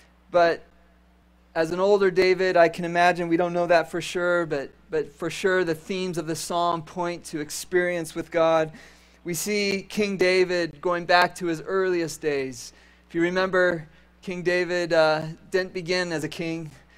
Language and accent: English; Caracas, Venezuela; When I was a boy, I grew up in South America, and we lived in a city that was nestled up in the mountains, about 20 minutes from the coast of the Caribbean Ocean.